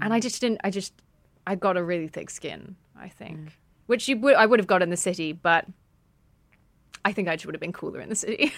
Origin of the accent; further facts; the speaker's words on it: United Kingdom; I was raised outside of London in a, a, an OAP town